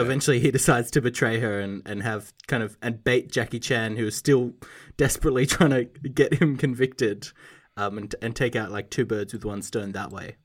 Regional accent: Australia; I, as an Australian

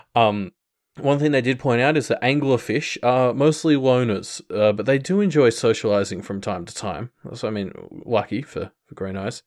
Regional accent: Australia; as an Australian

